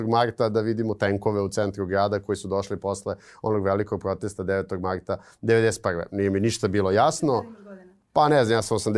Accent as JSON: {"language": "Croatian", "region": "Belgrade", "country": "Serbia", "tie": "born or raised there", "said": "odrastanje na Karaburbi 90-ih"}